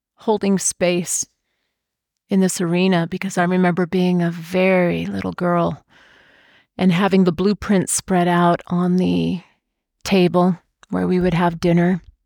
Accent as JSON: {"language": "English", "region": "Washington", "country": "United States", "tie": "born or raised there", "said": "When I was growing up in Washington State, my dad actually worked for the tribe"}